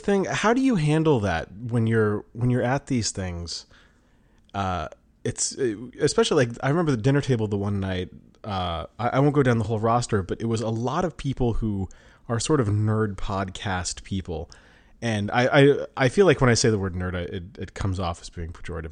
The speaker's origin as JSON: {"language": "English", "region": "Colorado", "country": "United States", "tie": "born or raised there", "said": "growing up in Colorado"}